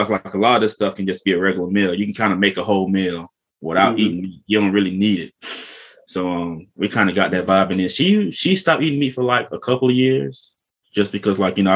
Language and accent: English; the South, United States; we're from the South